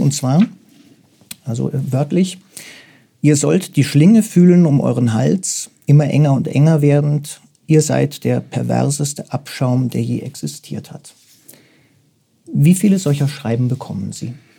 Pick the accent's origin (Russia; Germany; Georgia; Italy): Germany; Munich, Bavaria; ich selbst bin gebürtiger Münchner